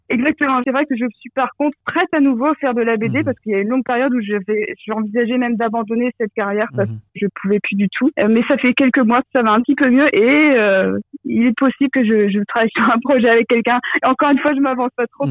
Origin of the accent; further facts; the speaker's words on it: France; now in Belgium; ça fait longtemps que j'ai quitté la France